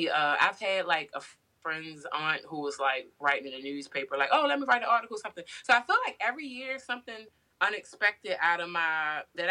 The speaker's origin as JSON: {"language": "English", "town": "Baltimore", "region": "Maryland", "country": "United States", "said": "I'm from Baltimore City, just like plenty of people have the same story like mine with drug addicted parents or different childhood traumas"}